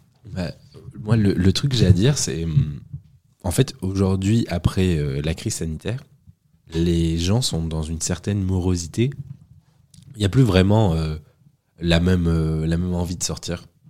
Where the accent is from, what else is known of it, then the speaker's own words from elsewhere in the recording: Agen, Nouvelle-Aquitaine, France; je suis originaire d'Agen